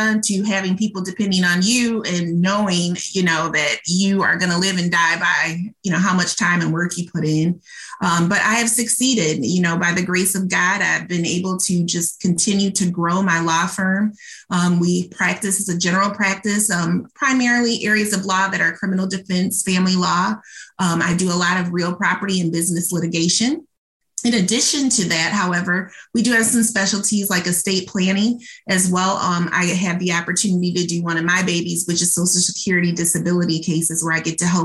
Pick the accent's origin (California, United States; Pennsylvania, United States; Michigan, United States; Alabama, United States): Michigan, United States; Muskegon; also born or lived in Detroit, Michigan; I was born and raised in Muskegon, Michigan